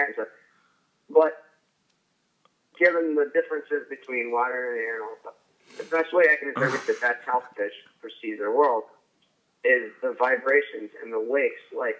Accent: Illinois, United States; I grew up in Southern Illinois. Sometimes I go home to see my family.

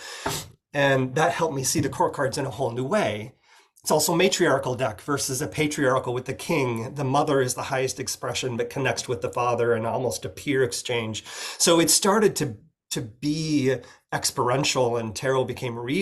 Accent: Oregon, United States; I'm from Oregon in the Pacific Northwest

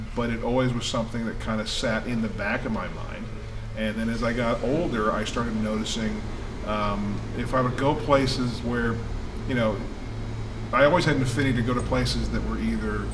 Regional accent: Texas, United States; now in Tennessee, United States; when I was about 9-10 years old, growing up in Texas.

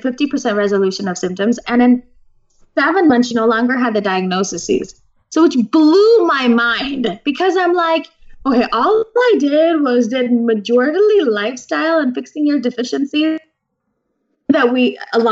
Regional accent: Naperville, Illinois, United States; I was born and raised in Naperville, Illinois

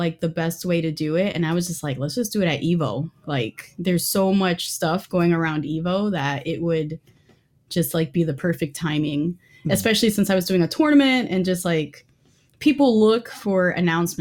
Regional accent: New York, United States; moved away; also born or lived in Northern California; I'm from New York

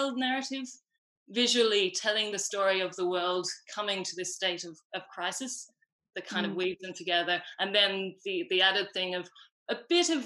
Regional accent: Australia; moved away as an adult; now in Ireland; I am Australian.

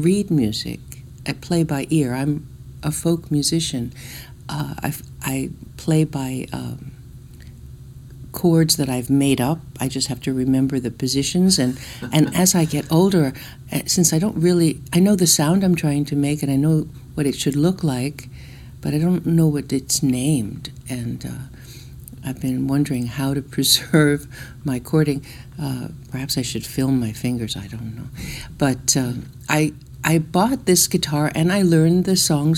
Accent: Newark, New Jersey, United States; I was born in Newark, New Jersey.

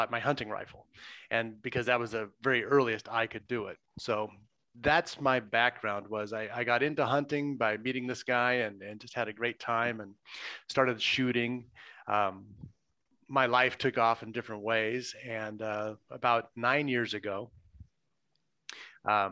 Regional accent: Southern California, United States; I grew up in Southern California

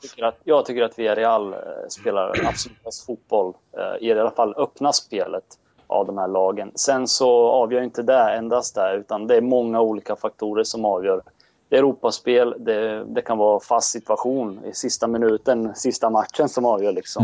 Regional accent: Serbia; Jag är serb

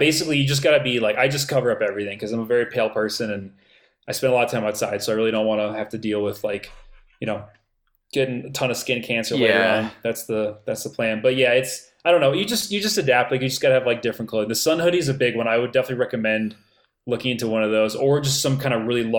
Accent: Florida, United States; moved away; I grew up in Florida

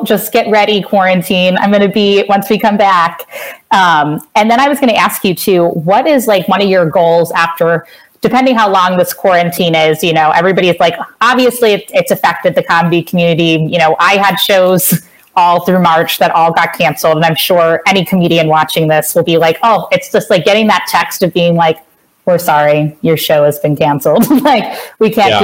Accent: Cincinnati, Ohio, United States; I'm from Cincinnati

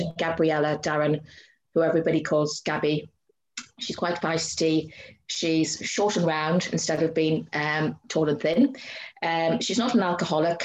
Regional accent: Ireland; moved away as an adult; also born or lived in Llandudno, Wales; now in Guernsey; I'm an Irish writer.

